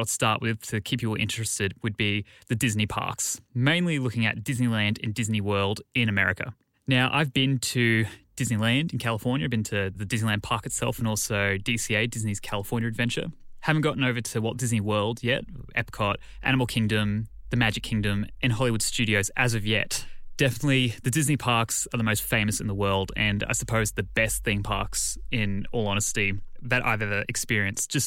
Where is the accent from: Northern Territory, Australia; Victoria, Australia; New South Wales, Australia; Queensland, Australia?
Queensland, Australia; I grew up in Queensland in Australia, literally 20 minutes from our sort of theme park capital on the Gold Coast